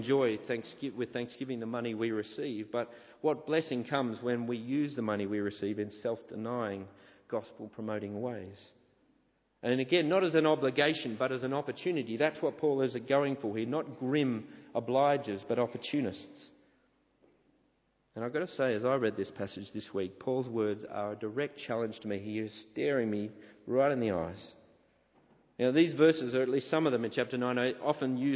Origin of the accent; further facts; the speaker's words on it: St Ives, New South Wales, Australia; moved away as an adult; growing up at the church I grew up at in St. Ives